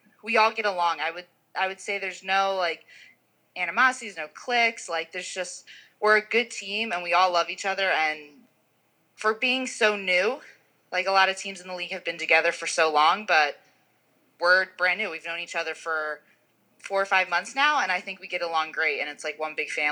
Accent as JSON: {"language": "English", "region": "New Jersey", "country": "United States", "moved": "yes", "lives_now": "Utah, United States", "said": "I'm from New Jersey"}